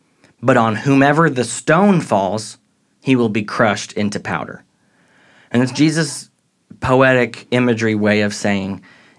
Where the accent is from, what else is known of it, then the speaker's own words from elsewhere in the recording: St. Louis, Missouri, United States; But if you go to New Orleans or even St. Louis, where I grew up near